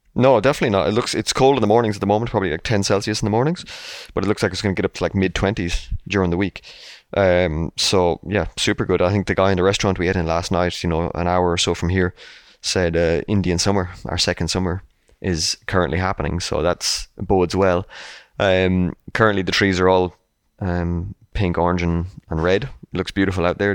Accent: Ireland; as an Irishman myself

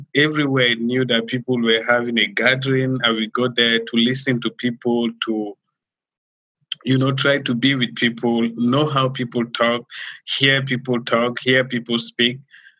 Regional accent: Cameroon; accent: French; first language French; English is a second language; moved away as an adult; also born or lived in Nigeria / Lagos, Nigeria; now in Washington, D.C., United States; I was born in Cameroon, in the French-speaking part of Cameroon. And in 2003, I traveled to Nigeria to learn English. And that's why I still have this French accent.

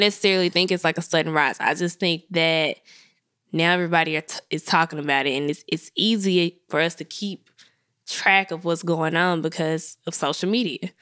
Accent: Memphis, Tennessee, United States; I'm from Memphis.

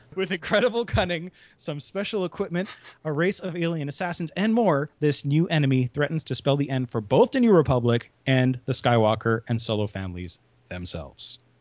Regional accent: Canada; I am Canadian

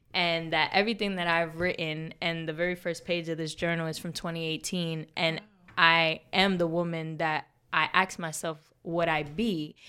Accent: New York City, New York, United States; moved away as an adult; now in Tampa, United States; Born and raised in the Bronx, New York

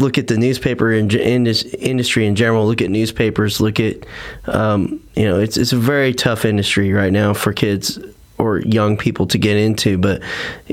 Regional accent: Tulsa, Oklahoma, United States; moved away; I grew up in Tulsa, Oklahoma area.

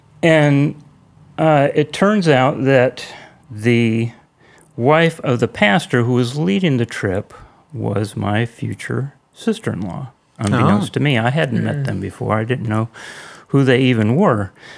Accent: California, United States

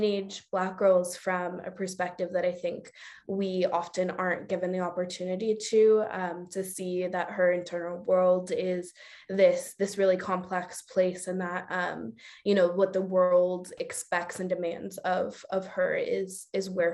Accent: Oakland, California, United States; I was born and raised in Oakland. I still live in Oakland

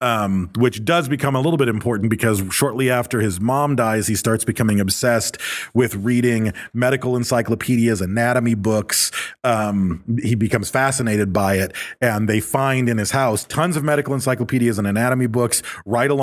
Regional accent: Michigan, United States; I grew up in Michigan

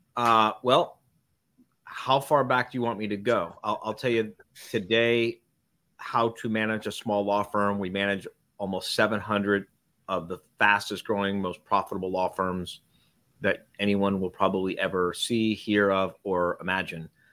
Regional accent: Miami, Florida, United States; I grew up in Miami.

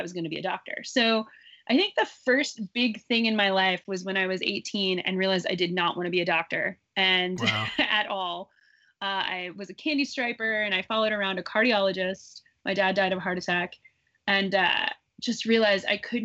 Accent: Midwest, United States; I grew up in the Midwest.

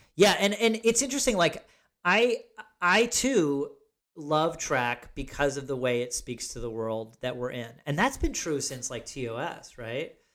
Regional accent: Ithaca, New York, United States; born or raised there

